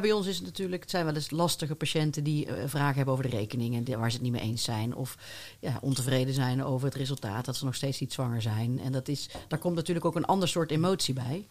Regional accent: North Brabant, Netherlands; Ik ben ook geboren in Brabant

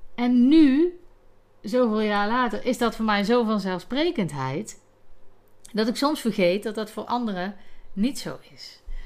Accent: North Brabant, Netherlands; accent: Brabantse tongval; mijn Brabantse tongval

